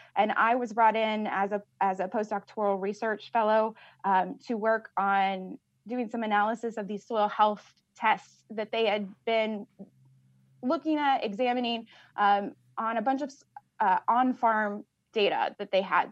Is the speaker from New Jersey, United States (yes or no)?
no; Richland County, Southeast Illinois, United States; I am a originally from Southeast Illinois, uh, Richland County. I grew up on a farm